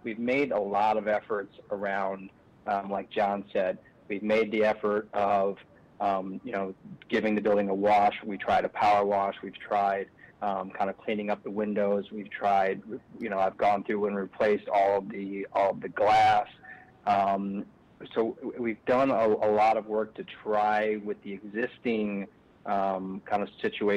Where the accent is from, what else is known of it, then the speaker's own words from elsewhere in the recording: Kalamazoo, Michigan, United States; moved away; I'm from the Kalamazoo area